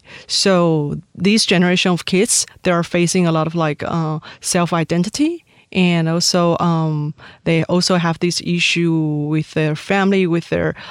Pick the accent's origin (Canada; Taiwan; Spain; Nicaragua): Taiwan; moved away as an adult; also born or lived in Syria / Jordan / Miami / New York; I grew up in Taiwan until I graduated from my college